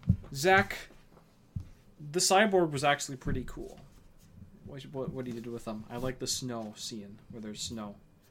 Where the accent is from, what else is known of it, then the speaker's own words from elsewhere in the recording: United States; As a proud American who hates Britain